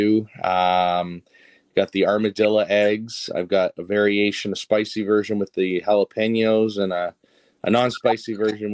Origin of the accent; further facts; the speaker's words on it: Toronto, Ontario, Canada; I was born and raised in Toronto